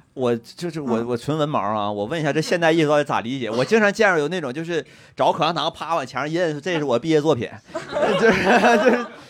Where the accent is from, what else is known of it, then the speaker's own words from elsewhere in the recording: Shuangyashan, Heilongjiang, China; moved away; 我们双鸭山市在汉朝是女真的首都，叫一楼古城